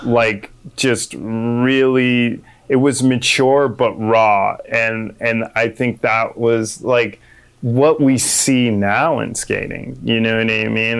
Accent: Manitou Springs, Colorado, United States; moved away as an adult; now in California, United States; I'm raised in a small town called Manitou Springs

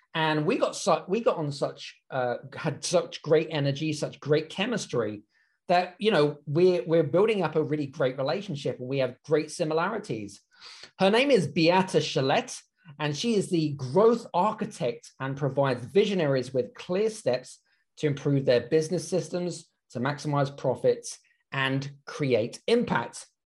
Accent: United Kingdom; being British myself

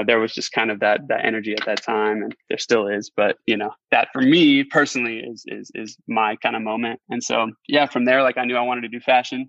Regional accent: Phoenix, Arizona, United States; I grew up here in Phoenix

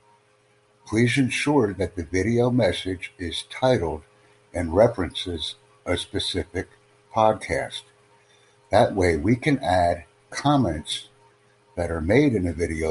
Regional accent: United States; I'm from the United States

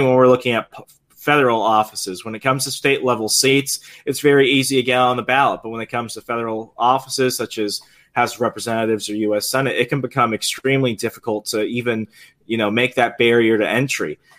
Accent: Puerto Rico; now in Virginia, United States; we're Puerto Ricans

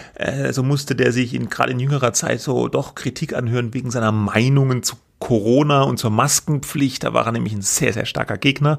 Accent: Germany; bei uns in Deutschland

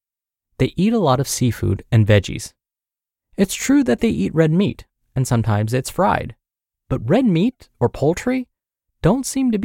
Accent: Guam; including my home country of Guam

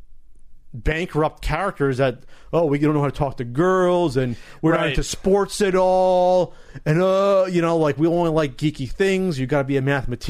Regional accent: New Jersey, United States; I'm really from Jersey

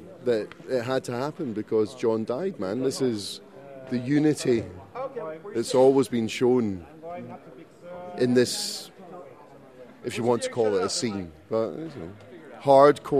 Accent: Scotland, United Kingdom; Flew from Scotland 3 days ago

